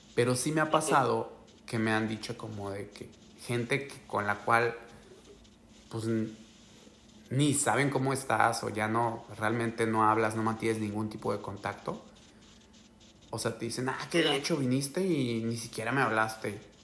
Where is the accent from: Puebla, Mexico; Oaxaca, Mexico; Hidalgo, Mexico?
Oaxaca, Mexico; San Blas; moved away as an adult; also born or lived in Guadalajara, Mexico; now in United States; yo soy de Oaxaca, güey. Yo soy de un pueblo ahí de San Blas